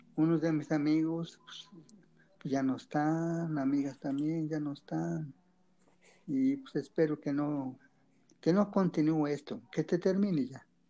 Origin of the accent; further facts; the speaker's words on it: Mexico; yo soy de Tecomatepe municipio de de la es una comunidad tranquila